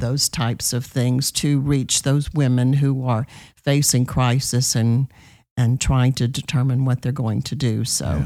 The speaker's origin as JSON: {"language": "English", "town": "New Orleans", "region": "Louisiana", "country": "United States", "moved": "as an adult", "lives_now": "Texas, United States", "said": "I am from New Orleans, Louisiana"}